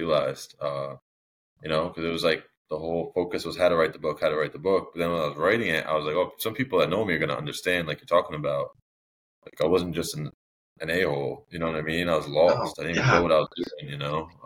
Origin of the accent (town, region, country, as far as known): Connecticut, United States; born or raised there